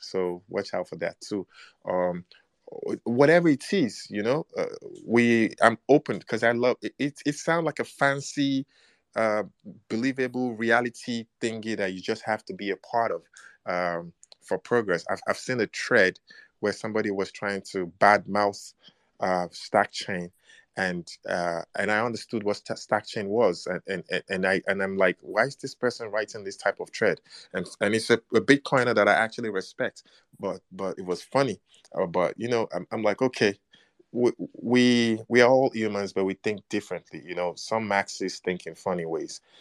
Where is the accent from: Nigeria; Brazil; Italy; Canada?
Nigeria; I am black and I'm Nigerian